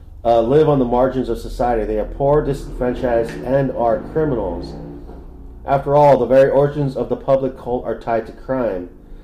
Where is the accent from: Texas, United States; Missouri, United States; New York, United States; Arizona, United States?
Arizona, United States; now in San Diego, United States; I grew up in Arizona